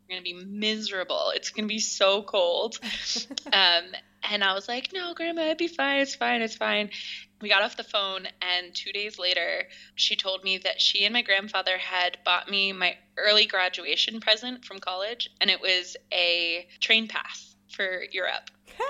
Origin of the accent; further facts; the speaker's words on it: Philadelphia, Pennsylvania, United States; I'm from Philadelphia and I live in Philadelphia currently.